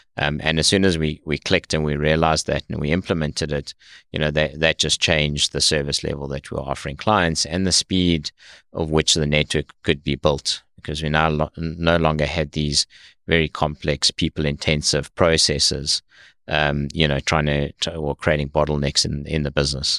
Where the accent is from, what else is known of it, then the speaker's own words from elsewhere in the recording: South Africa; moved away as an adult; now in United States; I was, uh, born and raised in South Africa